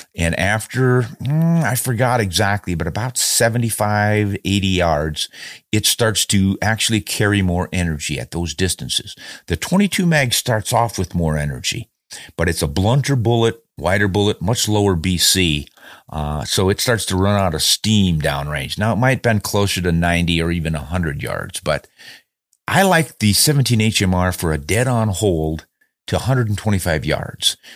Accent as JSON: {"language": "English", "country": "United States", "said": "being an American"}